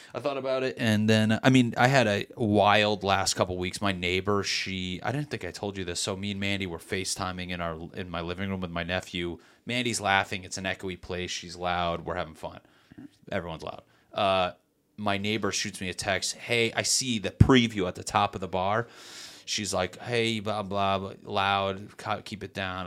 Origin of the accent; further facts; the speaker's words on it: Meriden, Connecticut, United States; now in Los Angeles, United States; Connecticut in my hometown, Meriden, we just so happen to have a big Puerto Rican and Black population